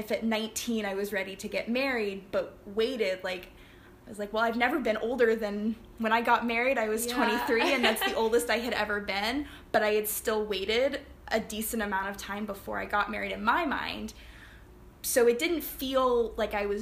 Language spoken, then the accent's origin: English; Chattanooga, Tennessee, United States; moved away as an adult; also born or lived in Flintstone, Georgia / England; now in Barbados; Chattanooga, which is my hometown for all intents and purposes